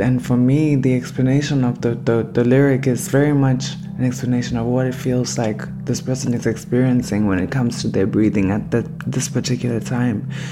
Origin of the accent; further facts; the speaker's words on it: Harare, Zimbabwe; now in Cologne, Germany; I am from Harare, Zimbabwe